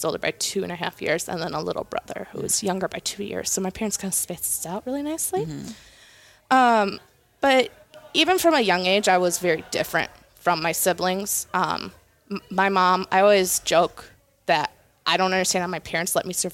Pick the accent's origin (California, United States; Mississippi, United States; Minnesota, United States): Minnesota, United States; St. Cloud; I'm from St. Cloud, Minnesota